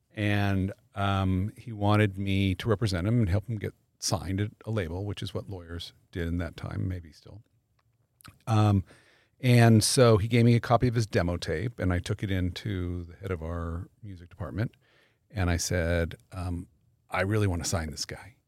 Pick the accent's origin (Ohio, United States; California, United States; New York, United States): California, United States; Los Angeles; I actually grew up here. I grew up in the valley. I was a North Hollywood High guy